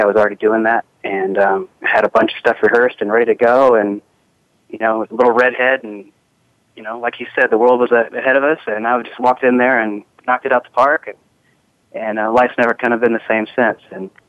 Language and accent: English; Oklahoma City, Oklahoma, United States; moved away; I grew up in Oklahoma City, simple middle-class family